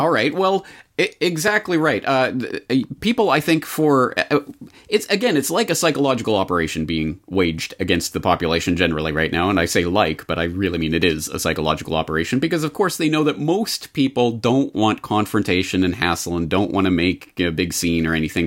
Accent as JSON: {"language": "English", "country": "Canada", "moved": "yes", "lives_now": "Japan", "said": "As a Canadian living in Japan"}